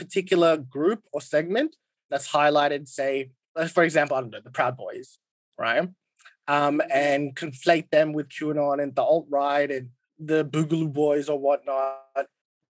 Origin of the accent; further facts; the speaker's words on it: India; Like, I'm Indian. I'm Hindu. India is one of the only oldest civilizations in the world